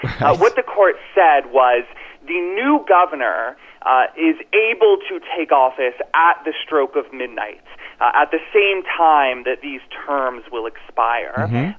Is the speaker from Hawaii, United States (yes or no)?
no; Florida, United States; in Florida, which is my home state.